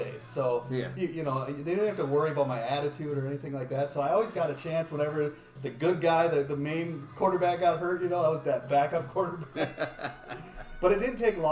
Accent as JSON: {"language": "English", "region": "Minnesota", "country": "United States", "tie": "born or raised there"}